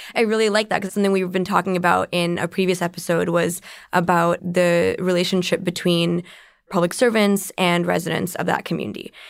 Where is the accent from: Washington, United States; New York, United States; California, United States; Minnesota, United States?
California, United States; San Jose; I'm from Silicon Valley. I'm a San Jose native from before it was called Silicon Valley